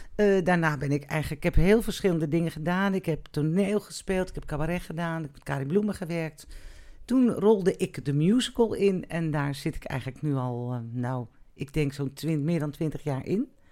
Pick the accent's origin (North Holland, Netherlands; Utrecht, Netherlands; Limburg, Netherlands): North Holland, Netherlands; Amstelveen; ik ben geboren in Amstelveen, ik heb op de, eh, ik heb het HAVO in Amstelveen gedaan